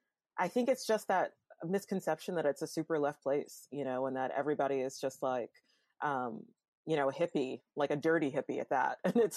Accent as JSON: {"language": "English", "town": "New York City", "region": "New York", "country": "United States", "moved": "yes", "lives_now": "San Francisco, United States", "said": "I tread very lightly here as a New Yorker, especially as a second generation New Yorker"}